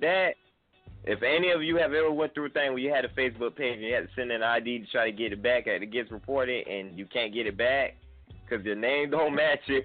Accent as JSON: {"language": "English", "town": "Atlanta", "region": "Georgia", "country": "United States", "moved": "yes", "lives_now": "Sumter, United States", "said": "I'm actually calling from Sumter, South Carolina, but I'm from Atlanta, Georgia as well"}